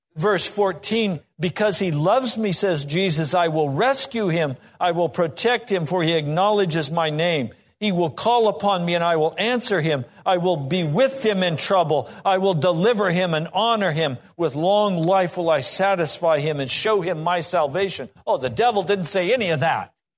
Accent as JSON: {"language": "English", "town": "Laramie", "region": "Wyoming", "country": "United States", "tie": "born or raised there", "said": "I grew up in Laramie, Wyoming"}